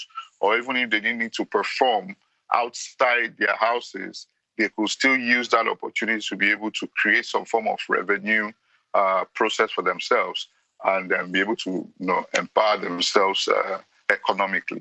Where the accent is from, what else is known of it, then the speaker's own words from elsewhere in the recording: Nigeria; I'm from Nigeria